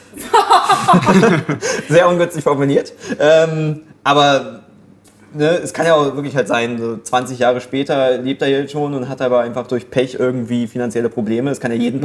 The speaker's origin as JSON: {"language": "German", "country": "Germany", "said": "als Deutscher"}